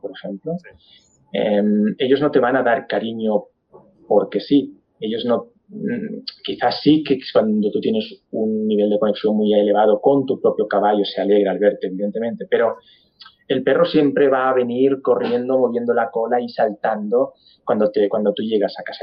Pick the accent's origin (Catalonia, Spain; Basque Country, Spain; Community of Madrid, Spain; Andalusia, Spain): Catalonia, Spain; Barcelona; yo soy de Barcelona, nací en Barcelona, crecí en Barcelona